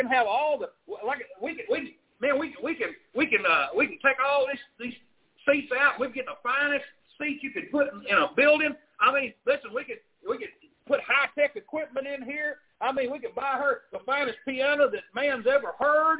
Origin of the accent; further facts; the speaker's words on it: Arkansas, United States; moved away; I grew up in Arkansas